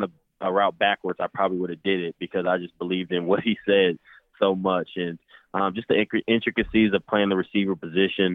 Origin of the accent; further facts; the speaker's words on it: Indianapolis, Indiana, United States; I'm from Indianapolis, so I got to have some pretty big games in Lucas Oil Stadium